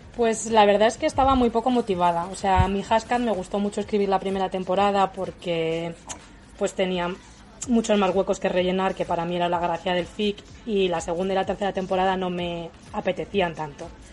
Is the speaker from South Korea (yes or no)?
no; a village in Toledo, Castilla-La Mancha, Spain; now in Madrid, Spain; Soy de un pueblo de Toledo, pero vivo en Madrid.